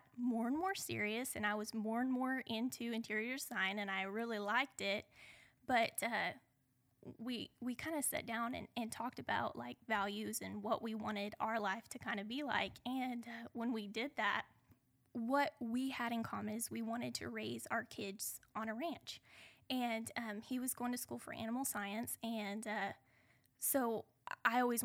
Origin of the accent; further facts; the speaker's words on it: central Oklahoma, United States; I grew up in central Oklahoma. I was raised on a modest farm.